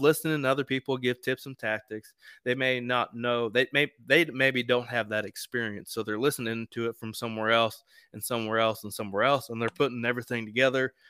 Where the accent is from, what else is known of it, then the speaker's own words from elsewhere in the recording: East Central Indiana, United States; I'm from East Central Indiana